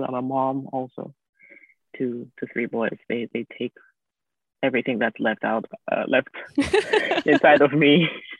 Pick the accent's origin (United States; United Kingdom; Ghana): Ghana; moved away; I'm an immigrant from Ghana.